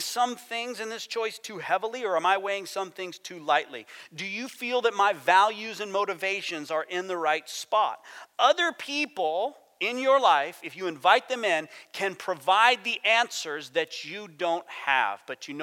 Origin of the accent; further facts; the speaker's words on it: United States; I'm American